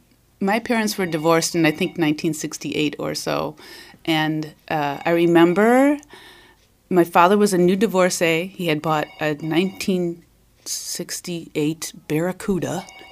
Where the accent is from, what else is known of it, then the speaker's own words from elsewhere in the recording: Wauconda, Illinois, United States; I grew up in the northwest suburbs of Chicago. {S1} Which one? {S2} A little teeny tiny town called Wakanda.